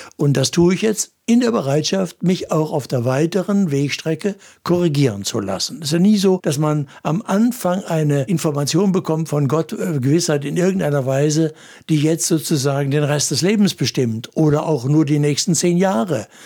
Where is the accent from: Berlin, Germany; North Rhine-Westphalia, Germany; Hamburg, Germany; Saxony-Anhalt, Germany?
North Rhine-Westphalia, Germany; Essen; now in Kassel, Germany; Als ich selbst zum Glauben gekommen war, so als Junge in der Großstadt Essen